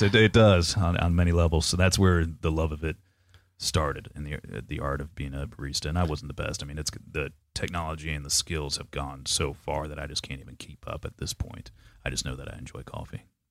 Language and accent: English; Panama City, Florida, United States; now in Jacksonville, United States; I grew up in Panama City, Florida, and we were known for our paper mill smell